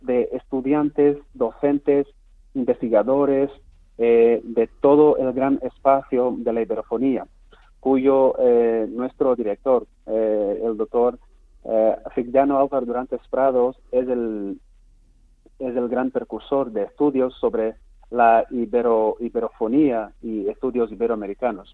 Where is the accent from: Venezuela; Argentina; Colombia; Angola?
Angola; Angola es un país muy grande